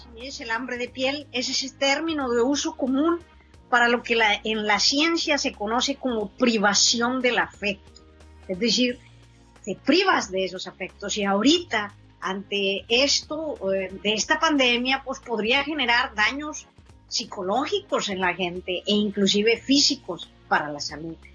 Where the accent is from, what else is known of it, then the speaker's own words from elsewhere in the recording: San Buenaventura, Coahuila, Mexico; nosotros crecimos y nos consideramos de un pueblo que se llama San Buenaventura, Coahuila